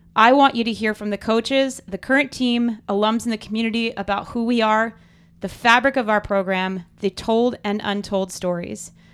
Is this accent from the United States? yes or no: yes; New Jersey, United States; now in Arlington, Virginia, United States; I am originally from New Jersey